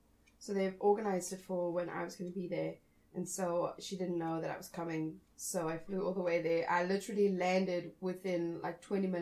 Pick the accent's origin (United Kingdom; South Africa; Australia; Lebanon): South Africa; also born or lived in Indiana; now in Nashville, United States; I'm from Africa